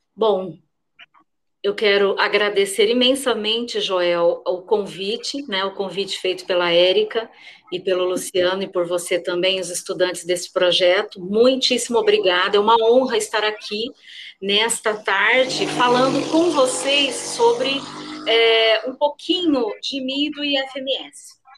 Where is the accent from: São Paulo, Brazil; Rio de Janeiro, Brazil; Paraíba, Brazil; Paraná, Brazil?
Paraná, Brazil; moved away; no Paraná, né, onde, de onde eu sou, de onde eu vim